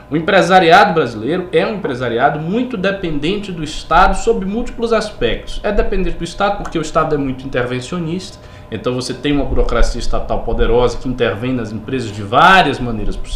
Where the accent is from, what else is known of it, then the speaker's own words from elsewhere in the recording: Bahia, Brazil; lá na Bahia, por exemplo, de onde eu sou